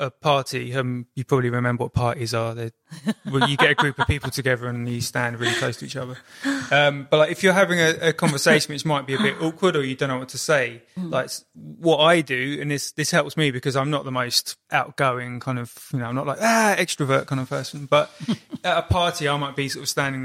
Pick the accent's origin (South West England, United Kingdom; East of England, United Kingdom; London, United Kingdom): London, United Kingdom; Kingston upon Thames; moved away; also born or lived in Brighton; growing up in Kingston upon Thames